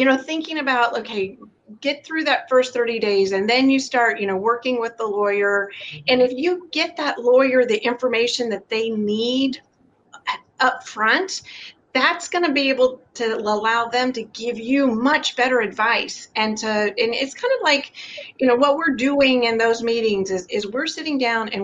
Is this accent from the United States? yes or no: yes; the South, United States; I grew up in the South